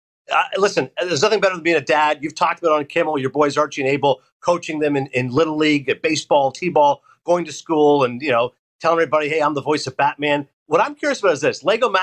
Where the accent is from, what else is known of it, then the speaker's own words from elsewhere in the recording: Canada; When I say I'm Canadian